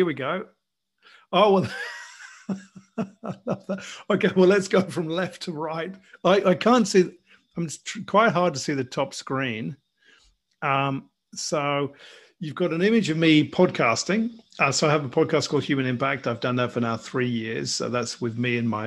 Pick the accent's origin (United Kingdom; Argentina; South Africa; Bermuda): United Kingdom; England; moved away as an adult; now in Australia; So I'm English, as you can probably hear. I'm sitting here in Australia, where I've been for the best part of 20 years.